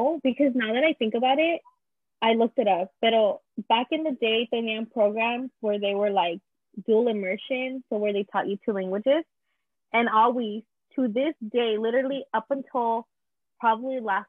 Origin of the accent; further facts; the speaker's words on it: Visalia, California, United States; first language Spanish; English is a second language; also born or lived in Azusa, California; I moved to Visalia in December of my first semester in third grade